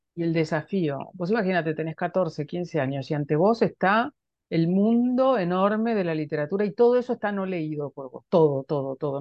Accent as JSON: {"language": "Spanish", "town": "Junín", "region": "Buenos Aires Province", "country": "Argentina", "tie": "born or raised there", "said": "la ciudad en la que yo nací, Junín"}